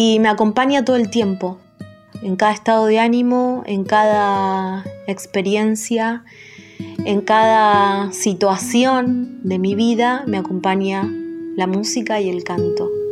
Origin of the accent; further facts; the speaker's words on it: Luján, Buenos Aires Province, Argentina; tengo 35 años, soy de Luján